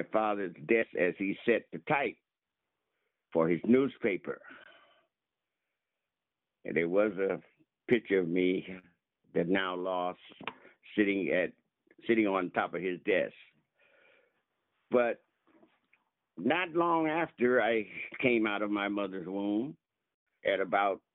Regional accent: Fresno, California, United States; I grew up with parents in the Central Valley who published a black newspaper called the Fresno Voice.

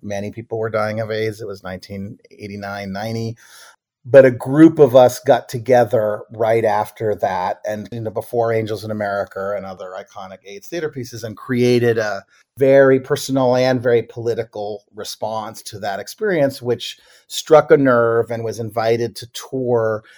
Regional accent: Boston, Massachusetts, United States; moved away; also born or lived in Brookline, Massachusetts; I grew up in Boston, Boston and Brookline, Massachusetts.

